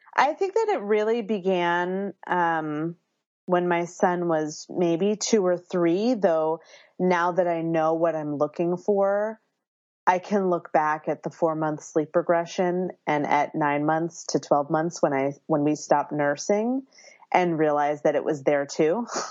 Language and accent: English; Philadelphia, Pennsylvania, United States; now in Berkeley, United States; I live in Berkeley, California, um, but I was born and raised in Philadelphia, so I have that East Coastness that I bring with me here